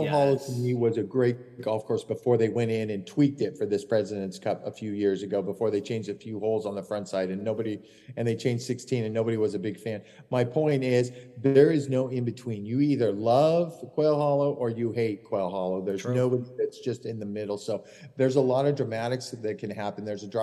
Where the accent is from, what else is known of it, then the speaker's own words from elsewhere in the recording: United States; I'm American through and through